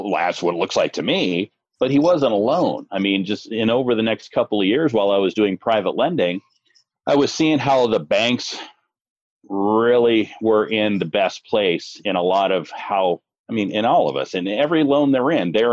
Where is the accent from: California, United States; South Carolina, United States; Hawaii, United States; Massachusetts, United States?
Hawaii, United States; North Shore of Kauai; I grew up on the North Shore of Kauai over in Hawaii